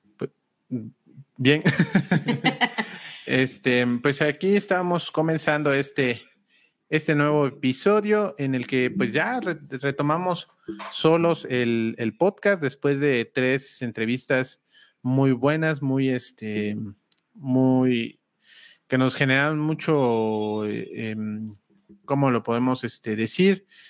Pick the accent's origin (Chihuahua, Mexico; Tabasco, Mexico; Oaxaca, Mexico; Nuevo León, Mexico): Oaxaca, Mexico; Huajuapan de León; nosotros somos de Guajopan de León, Oaxaca